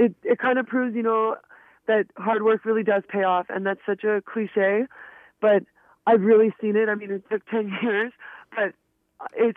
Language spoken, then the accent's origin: English; Quebec, Canada; being from Quebec, you know, I'm an Anglo from Quebec, so I'm a little bit of a minority